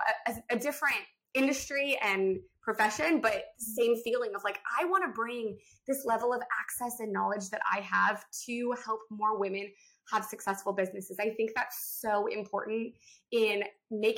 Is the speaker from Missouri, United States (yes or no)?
no; Texas, United States; we are both from Texas